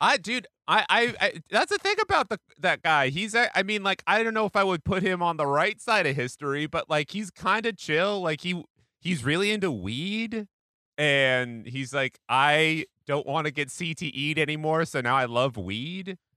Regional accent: Pacific Northwest, United States; now in New York, United States; I'm from the Pacific Northwest.

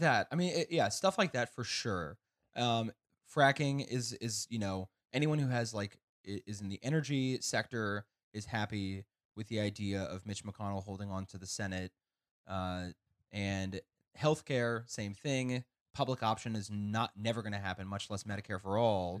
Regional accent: Kansas, United States; growing up in Kansas

